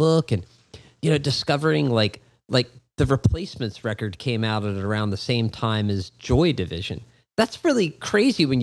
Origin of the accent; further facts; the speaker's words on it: Philadelphia, Pennsylvania, United States; my hometown of Philadelphia